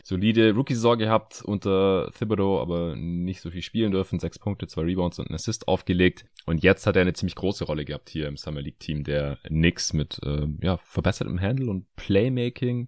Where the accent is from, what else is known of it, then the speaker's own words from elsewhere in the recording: Stuttgart, Baden-Württemberg, Germany; moved away; in meine alte Heimat nach Stuttgart